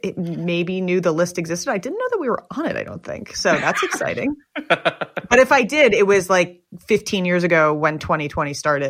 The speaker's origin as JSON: {"language": "English", "region": "New York", "country": "United States", "tie": "born or raised there", "said": "I grew up in New York"}